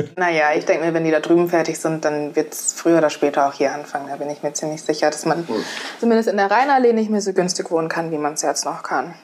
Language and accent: German; Essen, North Rhine-Westphalia, Germany; now in Mainz, Germany; Also ich bin im Ruhrgebiet aufgewachsen